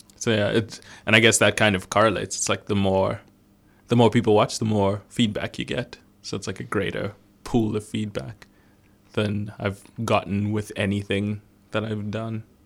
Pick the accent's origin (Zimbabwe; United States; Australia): Zimbabwe; I was born in Zimbabwe